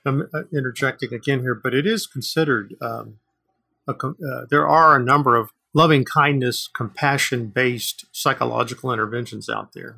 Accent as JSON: {"language": "English", "country": "United States", "said": "I'm Native American"}